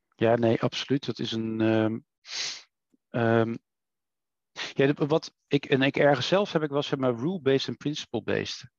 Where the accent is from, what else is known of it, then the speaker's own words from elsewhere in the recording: Netherlands; wij als Nederlanders